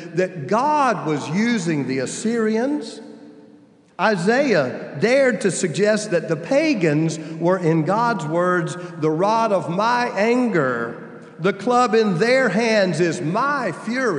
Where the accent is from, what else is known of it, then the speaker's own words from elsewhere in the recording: United States; I'm old enough to know what the Cold War meant to children growing up in the United States in the 60s and 70s